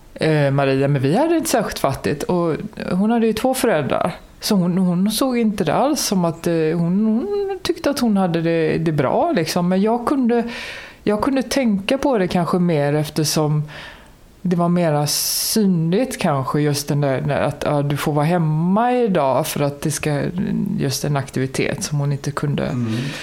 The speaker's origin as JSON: {"language": "Swedish", "town": "Gothenburg", "region": "Västra Götaland", "country": "Sweden", "tie": "born or raised there", "said": "Jag växte upp i Kortedala i Göteborg"}